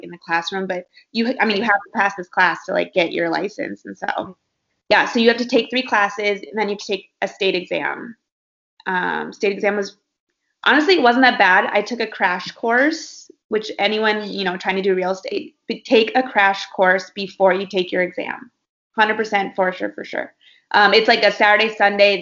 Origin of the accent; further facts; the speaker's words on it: Minnesota, United States; moved away as an adult; also born or lived in Iowa; now in Los Angeles, United States; I'm from Minnesota. I went to Iowa State and studied marketing, and I've been out in LA for about 6 years now